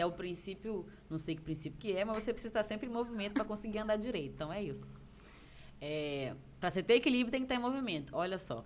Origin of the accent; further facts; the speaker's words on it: Antônio Prado, Brazil; accent: mineirês; Meu tio tem um bar lá em Antônio Prado, que é minha cidade natal